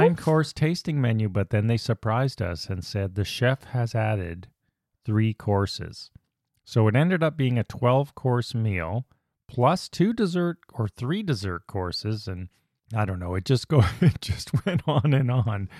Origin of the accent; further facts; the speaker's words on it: Canada; As a Canadian